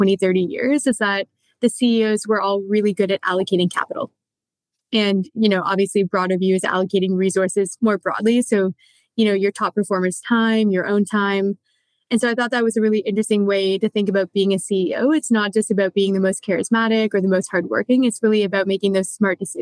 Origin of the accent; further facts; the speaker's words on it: Canada; now in New York, United States; I'm Canadian by origin, but I live in New York now